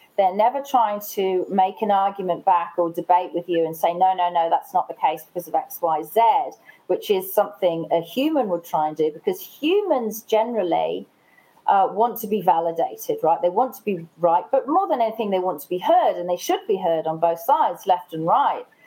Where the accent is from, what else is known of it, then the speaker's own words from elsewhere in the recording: England, United Kingdom; now in Australia; I am English.